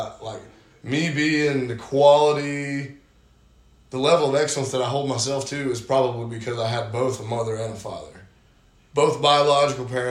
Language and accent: English; Dahlonega, Georgia, United States; now in Johnson City, United States; I was born in Georgia. Small town called Dahlonega